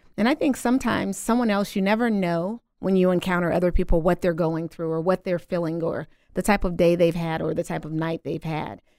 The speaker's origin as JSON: {"language": "English", "region": "Louisiana", "country": "United States", "also_born_or_lived": "Midwest", "moved": "as an adult", "said": "originally, I am from Louisiana. Came to the Midwest a little over ten years ago"}